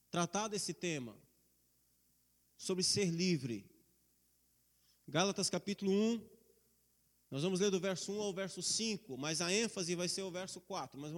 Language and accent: Portuguese; Brazil